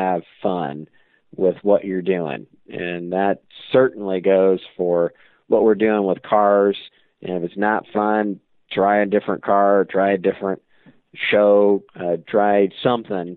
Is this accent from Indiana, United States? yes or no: yes; Auburn, Indiana, United States; growing up in Auburn, Indiana, I've always been around collector cars